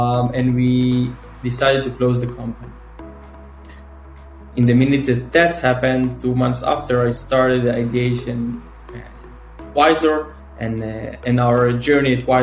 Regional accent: Northern District, Israel; now in Tel Aviv, Israel; So I'm from Israel. I'm born and raised in Israel. I'm 30 years old, originally grew up in the north of Israel

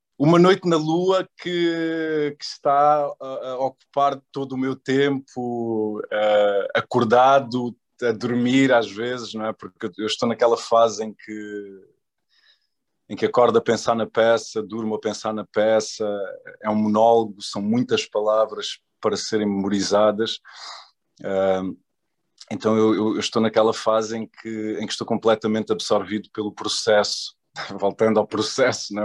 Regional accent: Portugal; moved away as an adult; also born or lived in Angola / New York / Paris / Los Angeles; Eu nasci em Angola, eu vim para Portugal com dois anos de idade, portanto passei a minha infância toda cá em Portugal

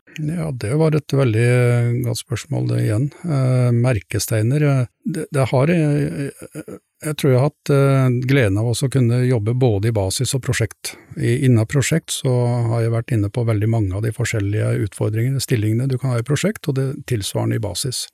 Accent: Dokka, Innlandet, Norway; moved away as an adult; now in Stord, Norway; Jeg kommer ifra Dokka, et eh, sted oppe mellom Gjøvik og Lillehammer

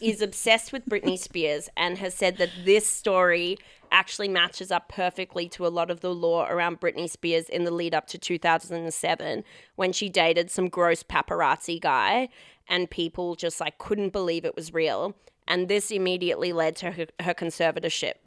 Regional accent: Perth, Western Australia, Australia; I grew up in Perth

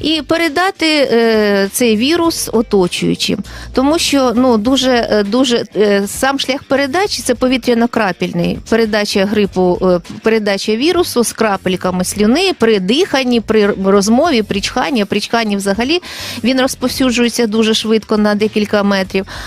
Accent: Kryvyi Rih, Dnipropetrovsk Oblast, Ukraine; also born or lived in Kyiv / Yaroslavl; Я сама народилася і виросла в Кривому Розі, навчалася тут

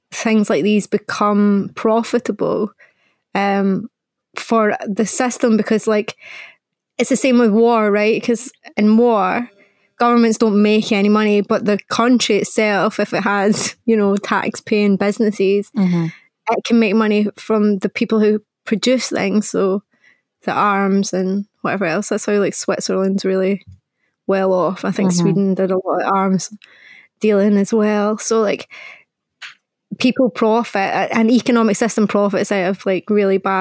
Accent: Scotland, United Kingdom

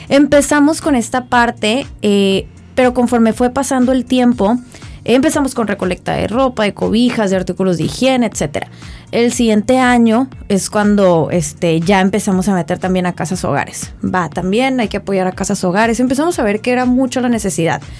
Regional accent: Mexicali, Baja California, Mexico; orgullosa de ser cachanilla.

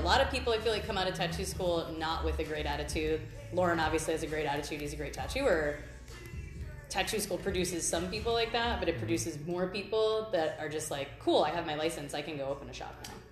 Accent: Cleveland, Ohio, United States; now in Astoria, United States; I'm a tattooer from Cleveland, Ohio

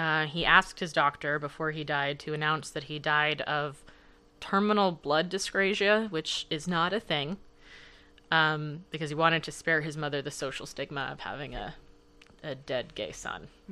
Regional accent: Los Angeles, California, United States; moved away; also born or lived in Canada; I grew up in Los Angeles, and I danced there for ten years

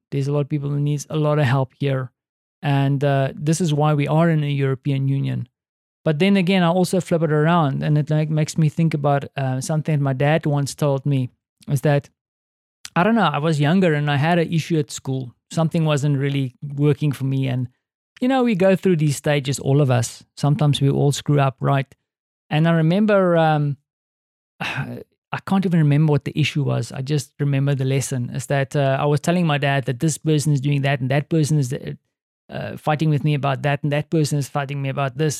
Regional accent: South Africa; moved away as an adult; now in Poland; as a South African

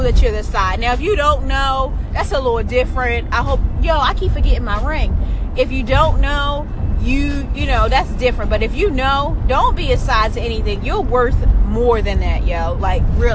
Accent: Baltimore, Maryland, United States; I'm from Baltimore

